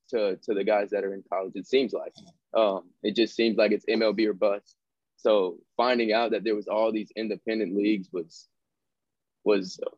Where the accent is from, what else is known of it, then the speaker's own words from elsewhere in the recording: Fresno, California, United States; Fresno, Calif- California.